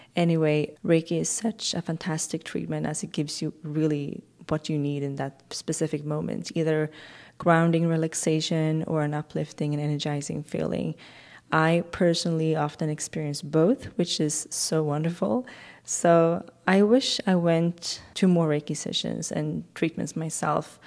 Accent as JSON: {"language": "English", "region": "Swedish West Coast", "country": "Sweden", "tie": "born or raised there", "moved": "yes", "said": "I grew up on the Swedish West Coast"}